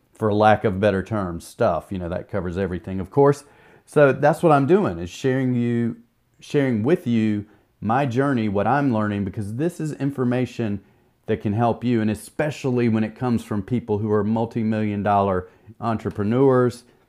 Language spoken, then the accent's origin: English; the South, United States; We're from the South